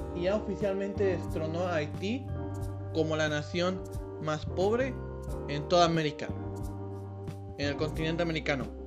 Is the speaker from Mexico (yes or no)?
yes; Mexico; para nosotros, como mexicanos